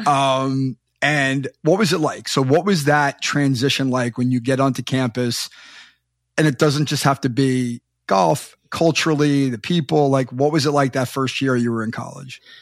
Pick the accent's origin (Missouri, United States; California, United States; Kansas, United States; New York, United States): New York, United States; Long Island; I grew up on Long Island, right near Hofstra